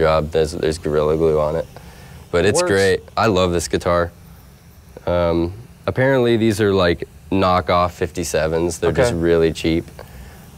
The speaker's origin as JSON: {"language": "English", "town": "St. Augustine", "region": "Florida", "country": "United States", "said": "I'm from St. Augustine, Florida"}